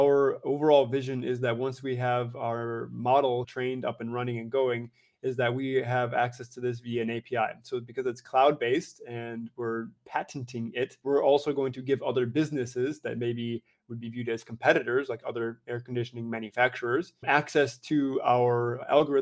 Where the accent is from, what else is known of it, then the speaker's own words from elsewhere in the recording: United States; moved away as an adult; now in Europe; I currently reside, though I am an American citizen, in Europe